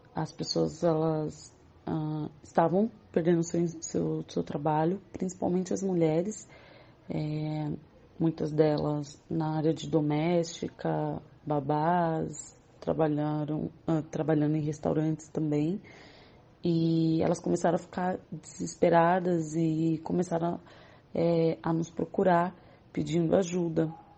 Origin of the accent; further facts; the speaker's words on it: São Paulo, Brazil; eu sou da comunidade do Jardim Colombo, que faz parte do Complexo de Paraisópolis, em São Paulo. É, nasci nessa comunidade